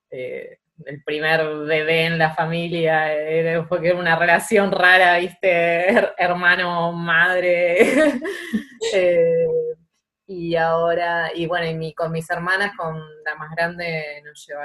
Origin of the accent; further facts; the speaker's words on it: Banfield, Buenos Aires Province, Argentina; now in Buenos Aires, Argentina; vivía en la calle con mis amigas en Banfield y, y bueno, y ahora vivo en Capital, pero no soy porteña.